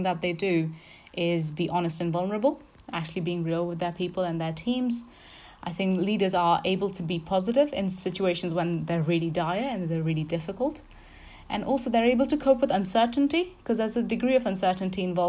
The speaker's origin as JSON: {"language": "English", "country": "India", "moved": "as an adult", "lives_now": "Exeter, United Kingdom", "said": "So I came from India. I came as an international student."}